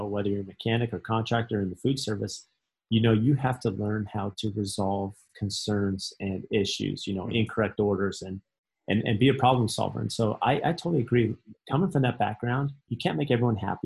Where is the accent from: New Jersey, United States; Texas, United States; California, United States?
California, United States; San Diego; I grew up in San Diego